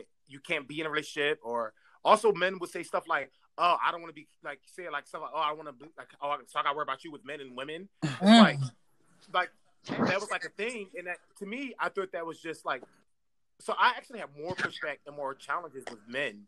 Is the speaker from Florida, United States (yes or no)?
no; Philadelphia, Pennsylvania, United States; I'm from West Philly